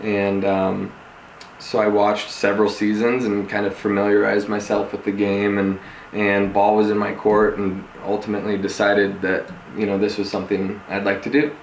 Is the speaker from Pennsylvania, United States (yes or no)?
no; Denver, Colorado, United States; also born or lived in Santa Barbara / Los Angeles; I'm um, born and raised in Denver, Colorado.